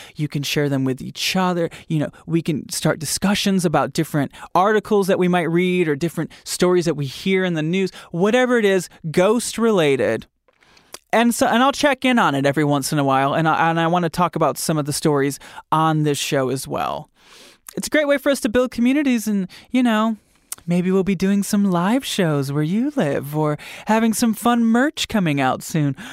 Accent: Grand Rapids, Michigan, United States; my hometown, in Michigan

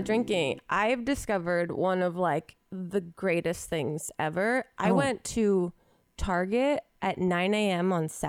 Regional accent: outside of Philadelphia, Pennsylvania, United States; Growing up outside of Philly

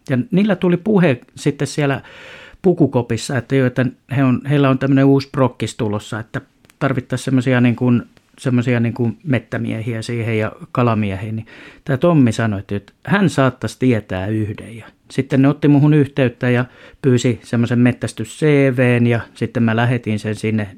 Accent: Lempäälä, Pirkanmaa, Finland; also born or lived in Tampere; now in Vesilahti, Finland; mä oon suurimman osan elämästäni sen, ja sen vielä vauhdikkaan nuoruuden elänyt kyllä Lempäälässä, mutta ihan jos oikein tarkkaan katsotaan, niin mä oon syntynyt Piispalassa tuossa Tampereella

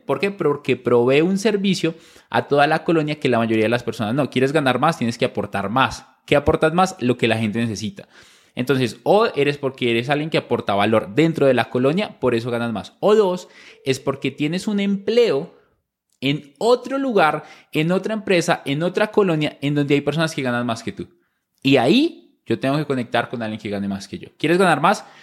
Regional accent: small town near Bogotá, Cundinamarca, Colombia; yo nazco en Bogotá, pero crecimos en una ciudad cerca a, Bogotá, en un pueblo pequeño

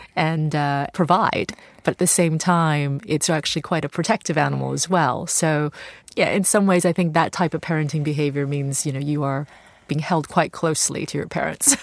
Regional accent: Southern California, United States; born or raised there; also born or lived in Taiwan

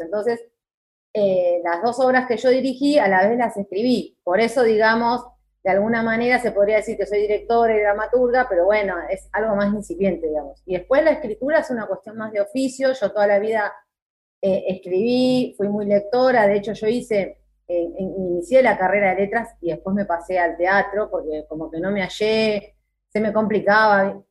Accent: Moreno, Buenos Aires Province, Argentina; toda mi vida viví en Moreno

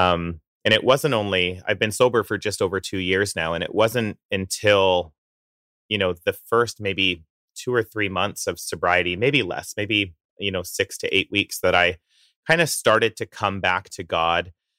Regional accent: Coaldale, Alberta, Canada; moved away; I grew up in the town of Coldale, Alberta

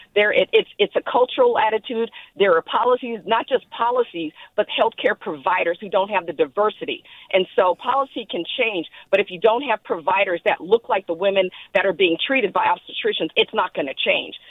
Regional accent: Oakland, California, United States; also born or lived in Berkeley; I was born and raised in in Oakland and live in Berkeley

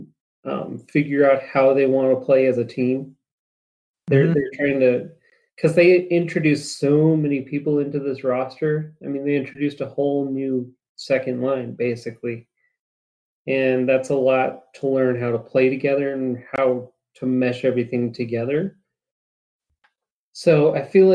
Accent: Colorado, United States; also born or lived in Broomfield, Colorado; I'm born and raised in Colorado

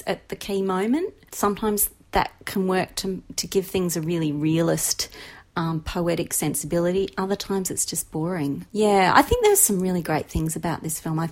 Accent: Western Australia, Australia; I grew up on West Australia's magnificent beaches.

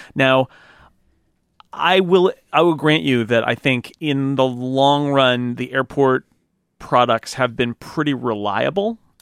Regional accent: United States; as an American

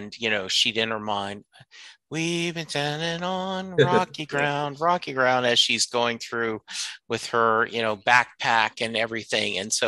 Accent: Louisiana, United States; And I'm from Louisiana originally. New Orleans is one of our favorite cities to go to.

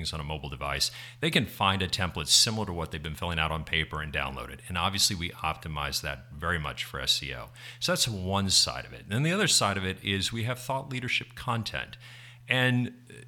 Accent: Texas, United States; now in New Jersey, United States; So I'm still a Texan through and through

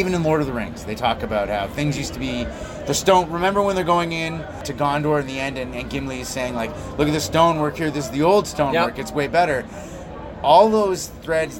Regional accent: Belgium; I grew up in Belgium

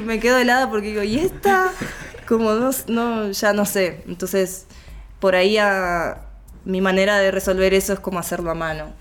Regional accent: Neuquén, Argentina; now in Buenos Aires, Argentina; yo soy de Neuquén

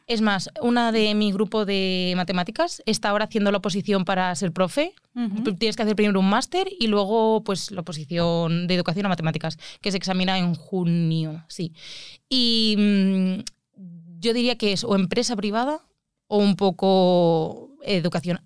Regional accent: Alicante, Valencian Community, Spain; yo es que soy de Alicante

